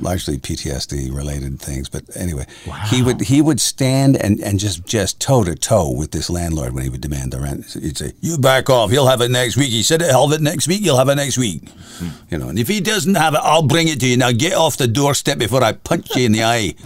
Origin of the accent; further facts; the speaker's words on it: Windsor, Ontario, Canada; Windsor, my hometown.